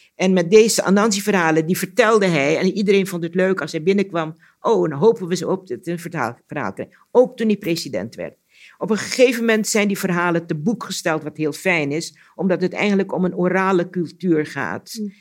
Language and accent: Dutch; Curaçao; moved away; Curaçao is toch het eiland waar ik ben geboren. En ons huis stond ook vlak bij de zee